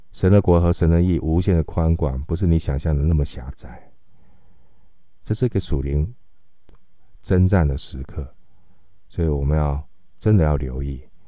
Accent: Taiwan; 我们今天在台湾，我们是台湾的基督徒

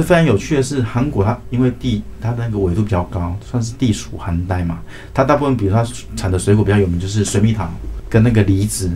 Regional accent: Taiwan; 可是我们台湾人吃的时候觉得，哎，很辣

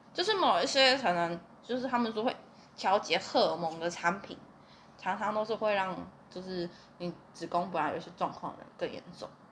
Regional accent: southern Taiwan, Taiwan; 我们南部人会一餐要一百块，就觉得有那么一点贵

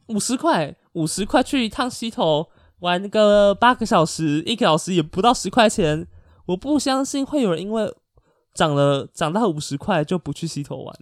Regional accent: Taiwan; 我也是台湾人啊

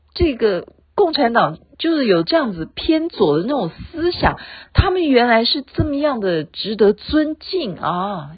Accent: Taiwan; 毕竟我生在这里，长在这里

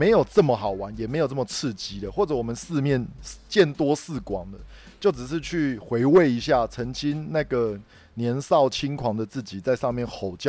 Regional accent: northern Taiwan, Taiwan; 我北部人最常去的当然就是六福村

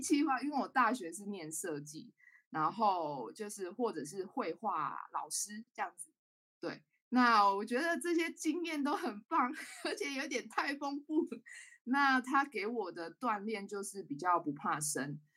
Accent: Taichung, Taiwan; also born or lived in Taipei; 然后我是台中人，嗯。那刚刚有说我到台北嘛，我是在二零一八年的时候北漂到台北，大概三年多的时间

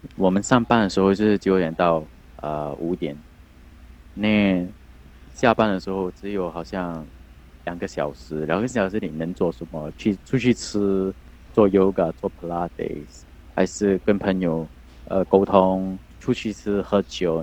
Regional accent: Singapore; 我们新加坡人叫，叫他菜饭

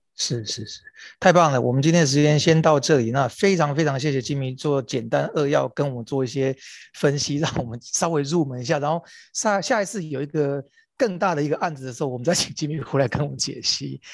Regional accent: Taiwan; 作为台湾人

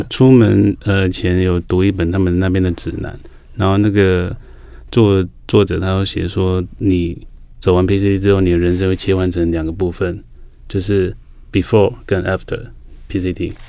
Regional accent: Lukang, Changhua County, Taiwan; 像我们是闽南人，所以从小我住在鹿港海边，滨海长大的

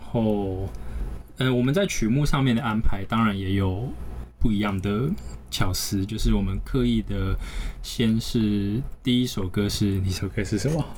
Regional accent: Taichung, Taiwan; 我们是来自台中的一个后摇滚乐团

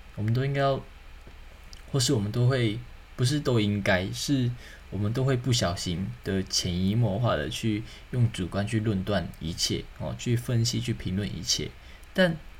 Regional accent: Taiwan; 身为这块土地的人，身为台湾人

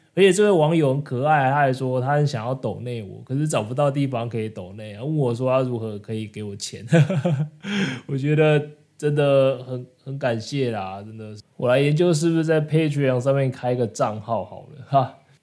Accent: Taiwan; 我是来自台湾

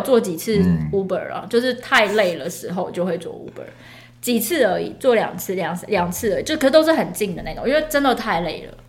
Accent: Taiwan; 身为台湾人

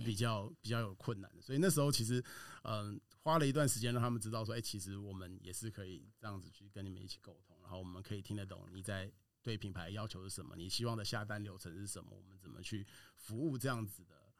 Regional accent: Taiwan; 我们台湾人在这种 这种公司里面，其实就可以发挥它的一些圆融的特色

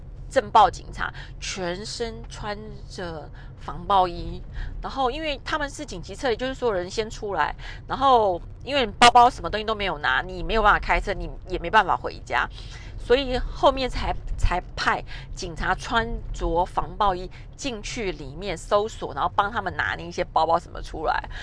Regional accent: Taiwan; 两个日本人跟两个台湾人这样搭配，刚好大家可以用自己的母语在沟通。

